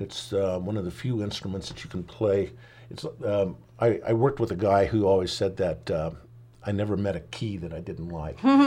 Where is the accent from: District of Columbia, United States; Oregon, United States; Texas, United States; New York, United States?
Oregon, United States; also born or lived in Nashville, Tennessee; we moved to Oregon when I was about four